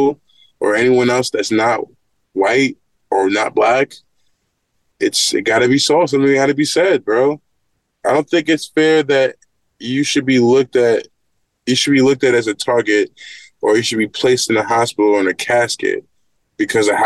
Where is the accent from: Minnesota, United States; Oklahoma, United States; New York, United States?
New York, United States; Great Neck; growing up in Great Neck